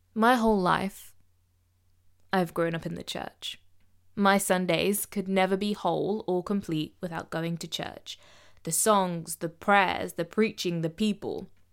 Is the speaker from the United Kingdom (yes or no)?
yes; Midlands, United Kingdom; accent: Midlands; I'm not from London. I'm not from down south. I'm a Midlands girl, so I'm gonna speak with my accent.